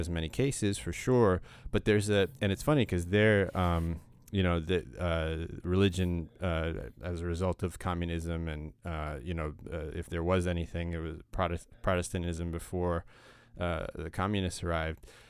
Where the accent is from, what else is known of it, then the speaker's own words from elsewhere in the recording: United States; I grew up in America